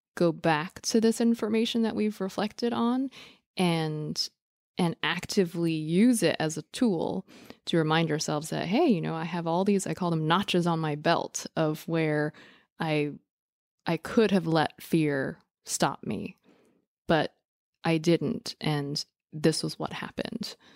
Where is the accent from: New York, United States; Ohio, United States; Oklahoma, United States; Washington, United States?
New York, United States; New York City; growing up in New York City, in the Lower East Side